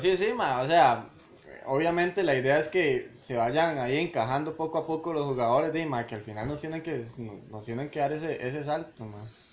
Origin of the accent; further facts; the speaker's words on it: Costa Rica; uno como tico